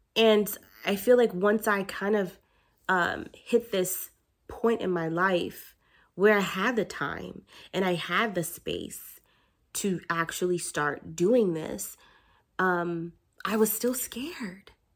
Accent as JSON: {"language": "English", "region": "New York", "country": "United States", "said": "I'm from New York"}